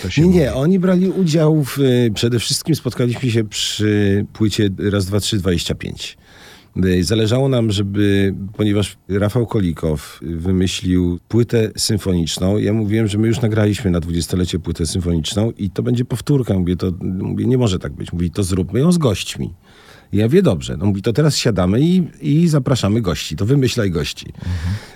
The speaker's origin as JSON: {"language": "Polish", "town": "Poznań", "region": "Greater Poland", "country": "Poland", "tie": "born or raised there", "also_born_or_lived": "Toruń / Zielona Góra", "moved": "as an adult", "lives_now": "Tricity, Poland", "said": "jestem urodzony w Poznaniu"}